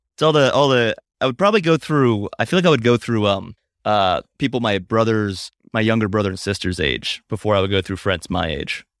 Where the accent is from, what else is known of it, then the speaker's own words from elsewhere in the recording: Hagerstown, Maryland, United States; moved away; I'm in my hometown of Hagerstown, Maryland